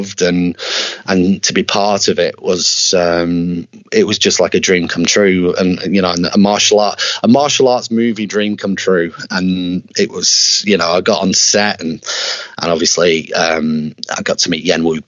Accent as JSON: {"language": "English", "town": "Preston", "region": "North West England", "country": "United Kingdom", "tie": "born or raised there", "said": "my hometown of Preston in Lancashire in the UK"}